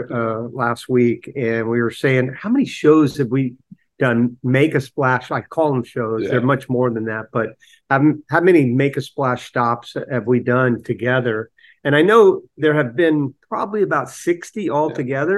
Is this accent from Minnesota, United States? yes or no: no; Florida, United States; I grew up in Florida, and the town I'm from is literally about 75% water.